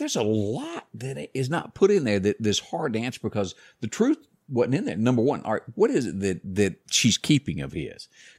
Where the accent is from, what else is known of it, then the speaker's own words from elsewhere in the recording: the South, United States; We're from the South. We talk a lot.